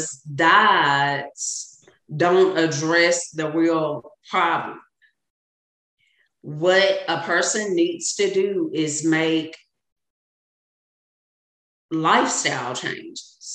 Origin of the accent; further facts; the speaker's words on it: Arkansas, United States; I'm a Southern woman. I'm from Arkansas.